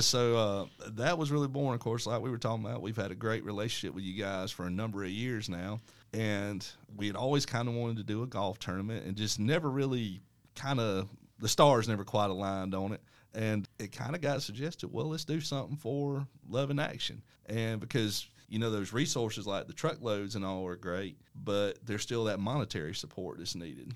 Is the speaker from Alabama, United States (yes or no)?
yes; Dothan, Alabama, United States; I was born and raised here in Dothan